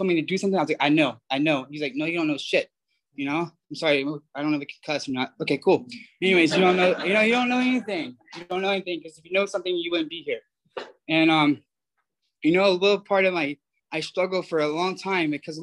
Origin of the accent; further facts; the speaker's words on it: Georgia, United States; moved away as an adult; now in Pasadena, United States; I'm from Georgia